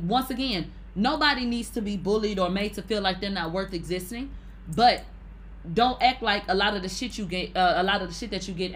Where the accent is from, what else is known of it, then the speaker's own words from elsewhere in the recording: United States; me being American